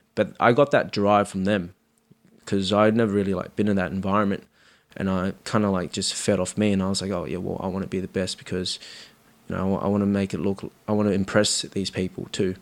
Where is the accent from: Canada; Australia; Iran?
Australia; Sydney, New South Wales; also born or lived in Cabramatta; I grew up in Marrickville, so, like, the first bit of my life was in Marrickville